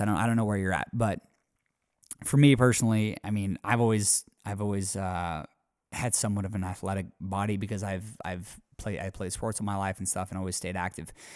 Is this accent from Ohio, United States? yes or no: no; near Spokane, Washington, United States; Spokane, Washington, pretty close to my hometown